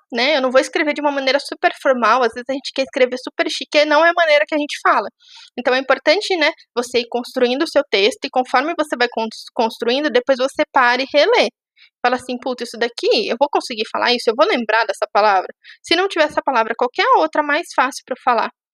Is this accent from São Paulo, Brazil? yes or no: yes; Itu, interior of São Paulo, Brazil; moved away as an adult; now in São Paulo, Brazil; moro em São Paulo, sou de Tu, uma cidade do interior de São Paulo.